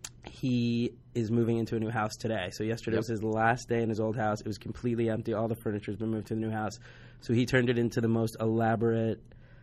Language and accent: English; New Jersey, United States; moved away; So I'm from New Jersey. All my family's in New Jersey and New York.